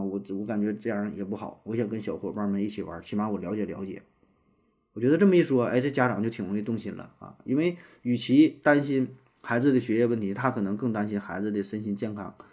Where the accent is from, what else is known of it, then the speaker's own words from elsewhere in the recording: Northeast China, China; 像咱们东北什么什么